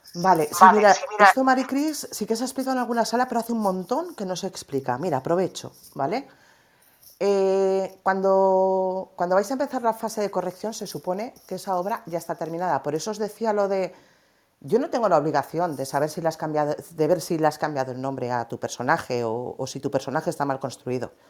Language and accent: Spanish; Valencian Community, Spain; a nosotras nos pasó como valencianas, que la palabra finca aquí la utilizamos para referirnos a los edificios de pisos.